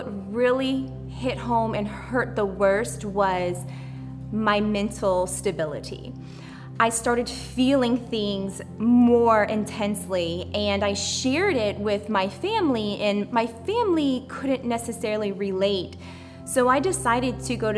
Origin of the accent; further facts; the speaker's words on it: Louisiana, United States; I grew up in Louisiana amongst a large family. It was a small town on the bayou